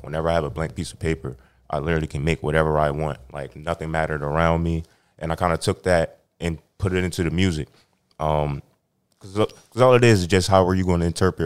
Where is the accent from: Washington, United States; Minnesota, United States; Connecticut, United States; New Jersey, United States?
New Jersey, United States; Camden; growing up in Camden